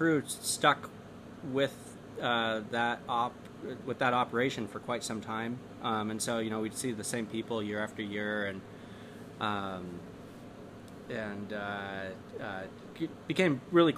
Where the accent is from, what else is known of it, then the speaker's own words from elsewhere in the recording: Point Reyes, California, United States; also born or lived in Idaho; I grew up in a small town called Point Reyes, California